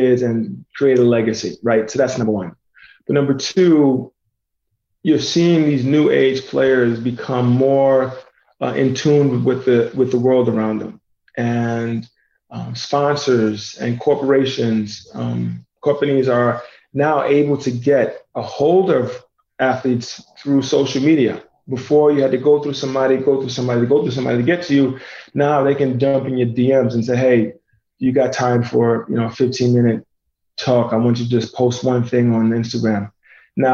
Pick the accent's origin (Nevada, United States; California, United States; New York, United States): New York, United States; New York City; moved away; also born or lived in Indiana; I was born and raised in New York City